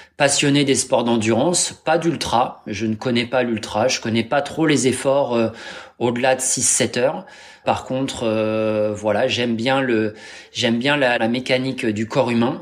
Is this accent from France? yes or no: yes; Normandy, France; je suis normand ascendant viking